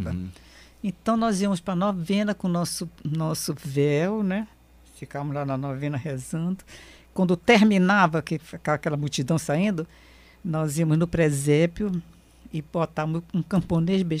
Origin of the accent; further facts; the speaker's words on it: Barranquilla, Atlántico, Colombia; also born or lived in Manaus; É, a minha adolescência foi, foi começou na Colômbia, né?